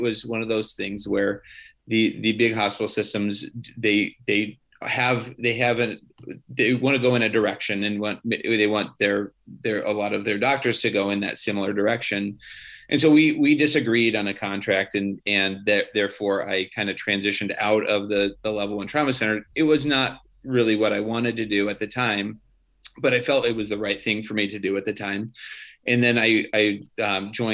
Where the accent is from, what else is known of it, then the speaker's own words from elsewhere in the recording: Oregon, United States; moved away as an adult; also born or lived in Des Moines, Iowa / Detroit, Michigan / Newark, New Jersey; now in Grand Rapids, United States; I grew up in Oregon